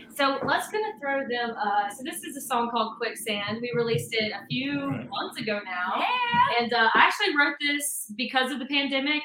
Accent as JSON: {"language": "English", "region": "Mississippi Delta", "country": "United States", "tie": "born or raised there", "moved": "yes", "lives_now": "Nashville, United States", "said": "we are currently based out of Nashville, Tennessee, but we are sisters who were born and raised in the Mississippi Delta"}